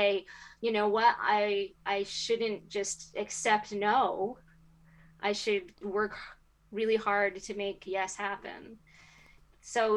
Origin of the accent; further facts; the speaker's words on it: United States; as an American